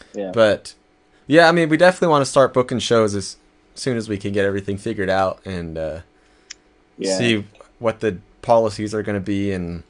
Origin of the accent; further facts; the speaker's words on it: Southern California, United States; we are from SoCal